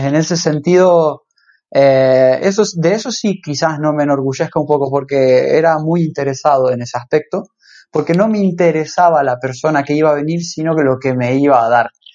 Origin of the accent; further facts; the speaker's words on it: Rosario, Santa Fe, Argentina; moved away as an adult; now in Ibiza, Spain; Yo soy argentino, eh, nací en Rosario, la ciudad de Rosario iba al colegio Pestalozzi